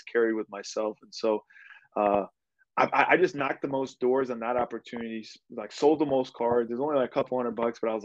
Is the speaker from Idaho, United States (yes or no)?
no; Cleveland, Ohio, United States; I'm originally from Cleveland, Ohio